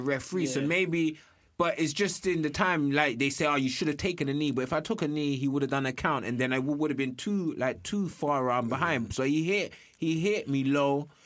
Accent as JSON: {"language": "English", "country": "United Kingdom", "said": "I'm British."}